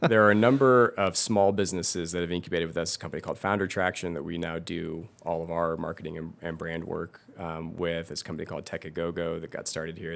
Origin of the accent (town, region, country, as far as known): Livermore, California, United States; born or raised there